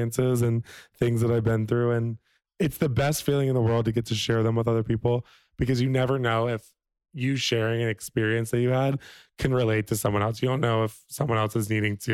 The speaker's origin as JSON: {"language": "English", "region": "Virginia", "country": "United States", "said": "I'm from Virginia, a little Southern boy."}